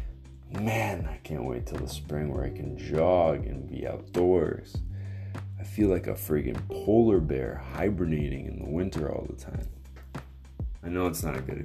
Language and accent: English; Canada; I am Canadian